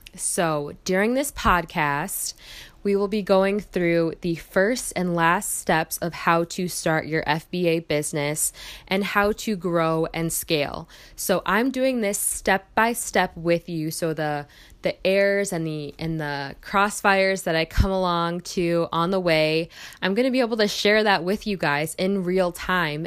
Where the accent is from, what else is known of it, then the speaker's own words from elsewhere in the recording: Michigan, United States; moved away as an adult; now in Milwaukee, United States; I am from Michigan